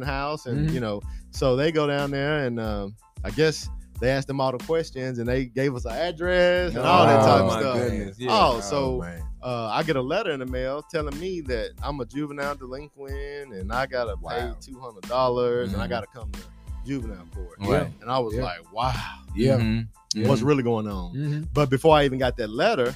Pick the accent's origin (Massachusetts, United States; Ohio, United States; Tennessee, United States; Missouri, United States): Tennessee, United States; Nashville; growing up in Bordeaux